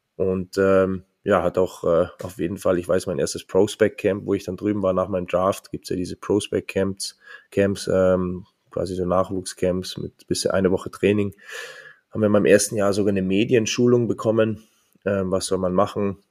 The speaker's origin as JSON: {"language": "German", "town": "Munich", "region": "Bavaria", "country": "Germany", "tie": "born or raised there", "also_born_or_lived": "Geretsried / Bad Tölz", "moved": "as an adult", "lives_now": "Mannheim, Germany", "said": "geboren 16.02.88 in München, ähm, gebürtiger Bayer"}